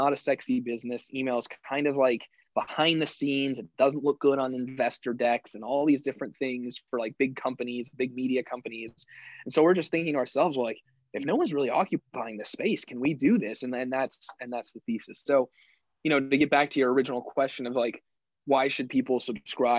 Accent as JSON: {"language": "English", "town": "Phoenix", "region": "Arizona", "country": "United States", "also_born_or_lived": "Miami", "moved": "as an adult", "lives_now": "New York, United States", "said": "I'm from Phoenix, Arizona, and I went back to Phoenix."}